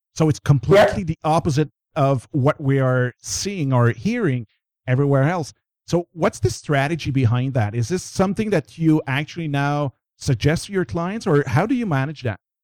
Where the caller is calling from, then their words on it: Montreal, Quebec, Canada; I'm calling from Montreal